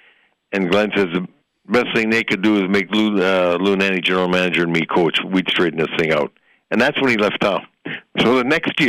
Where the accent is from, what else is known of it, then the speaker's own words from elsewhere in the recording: Sault Ste. Marie, Ontario, Canada; he played in the Sioux, my hometown.